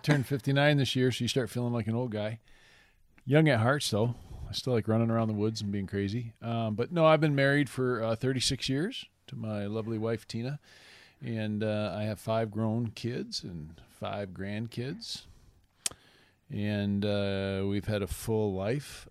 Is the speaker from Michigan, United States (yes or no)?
yes; Michigan, United States; moved away as an adult; now in Lawrence, Kansas, United States; I grew up in Michigan, um, and we moved here in my mid-thirties